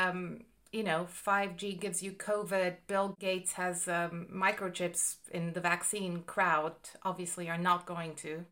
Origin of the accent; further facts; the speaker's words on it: Greece; now in United Kingdom; I'm from Greece